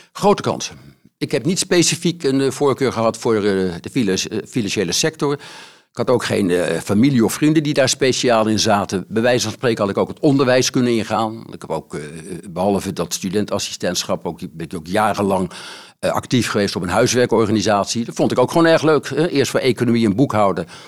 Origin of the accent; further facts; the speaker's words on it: The Hague, South Holland, Netherlands; geboren in Den Haag.